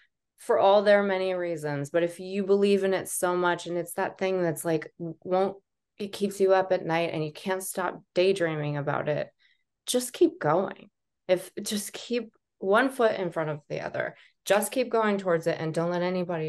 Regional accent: Columbine, Colorado, United States; I feel like when I tell people that that's where I went to high school, they're always like, oh my gosh, I'm so sorry.

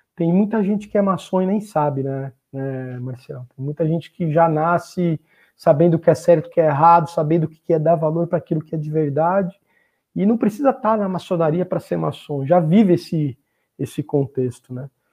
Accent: Sorocaba, São Paulo, Brazil; moved away; also born or lived in Rio de Janeiro; eu sou nativo sorocabano, nasci aqui em Sorocaba

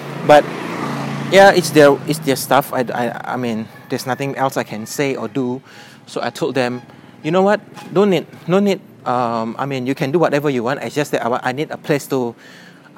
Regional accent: Medan, North Sumatra, Indonesia; in Indonesia, my hometown Medan

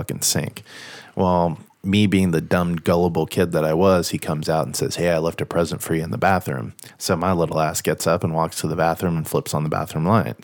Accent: Rancho Cucamonga, California, United States; I was born in California, and most of my younger years I lived in Rancho Cucamonga

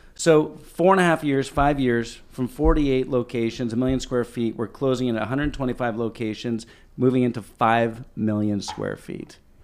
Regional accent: Ottawa, Ontario, Canada; born or raised there; also born or lived in Toronto

